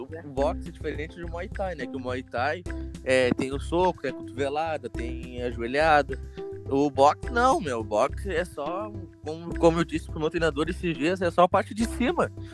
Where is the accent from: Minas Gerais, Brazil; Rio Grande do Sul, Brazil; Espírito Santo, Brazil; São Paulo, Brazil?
Rio Grande do Sul, Brazil; sou gaúcho